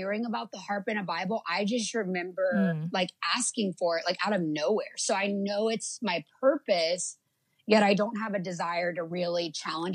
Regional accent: Lafayette, Louisiana, United States; also born or lived in Florida; I'm from a little town called Lafayette, Louisiana. And that's south.

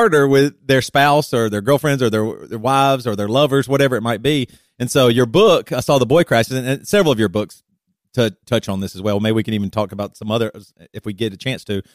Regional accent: South Carolina, United States; moved away as an adult; also born or lived in Seattle, Washington; now in Champaign, United States; We grew up in South Carolina in the Bible Belt

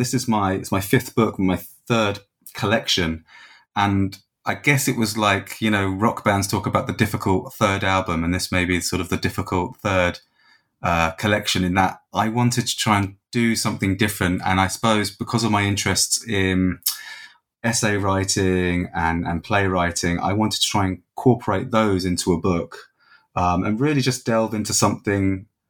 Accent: England, United Kingdom; now in Dublin, Ireland; I'm from England originally, um, but I've been here sort of more than half my life now

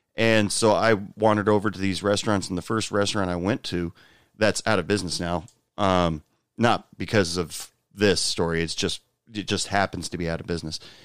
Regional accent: Portland, Oregon, United States; now in Texas, United States; I'm originally from Portland, Oregon, but I live in Texas right now.

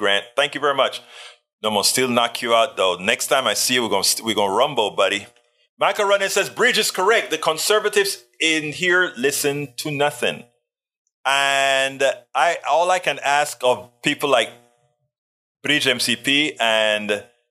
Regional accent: Panama; I was born in Panama

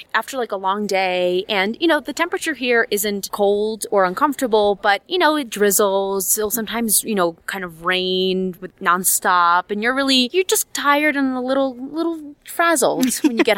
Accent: Miami, Florida, United States; now in New York City, United States; Growing up in Miami, living currently in New York City

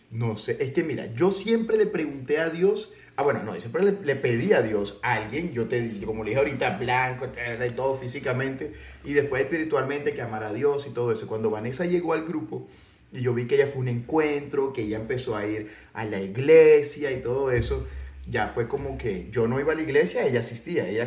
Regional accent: El Salvador; El Salvador.

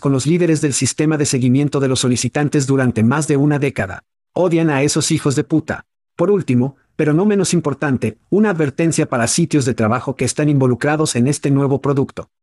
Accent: Ohio, United States; ambos crecimos en Ohio

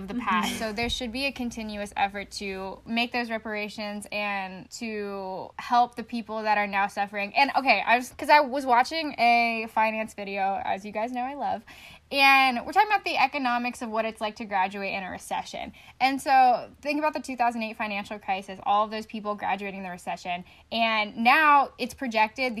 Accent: Appalachia, United States; I'm from Appalachia

